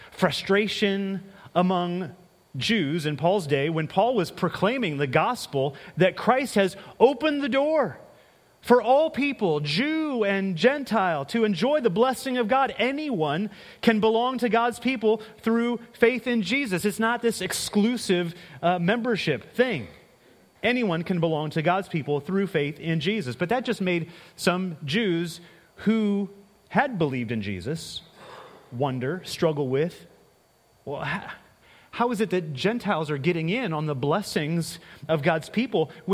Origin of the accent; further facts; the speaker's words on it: Ohio, United States; now in Illinois, United States; Grew up the first half of my life in Ohio.